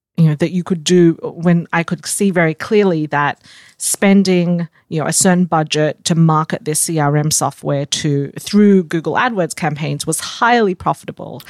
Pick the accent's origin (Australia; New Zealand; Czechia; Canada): Australia; moved away as an adult; also born or lived in Singapore; now in United States; I was born in Singapore. I grew up in Australia and moved to the U S